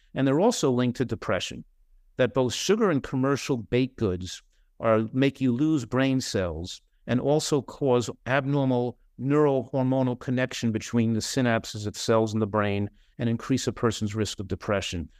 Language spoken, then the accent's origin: English; New Jersey, United States; now in California, United States; in my hometown in New Jersey